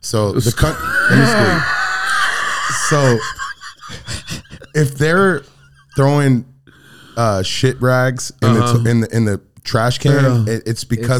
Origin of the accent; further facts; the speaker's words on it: Michigan, United States; now in Arizona, United States; growing up in Michigan, there was, you know, being African-American